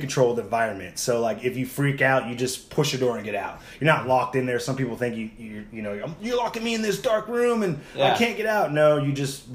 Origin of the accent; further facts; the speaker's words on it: Chino Hills, California, United States; I grew up in Chino Hills